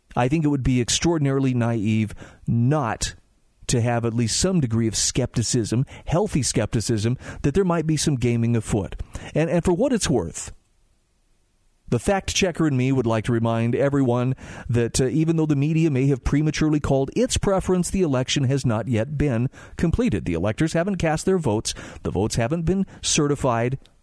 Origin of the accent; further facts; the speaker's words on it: Utah, United States; my home state of Utah